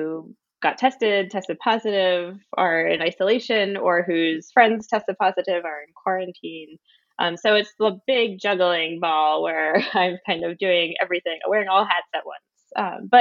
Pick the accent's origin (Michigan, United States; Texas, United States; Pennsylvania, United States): Pennsylvania, United States; Philadelphia; moved away as an adult; also born or lived in Wellesley, Massachusetts; now in Somerville, United States; I was born in Pennsylvania in the Philadelphia area, and I went to a public high school.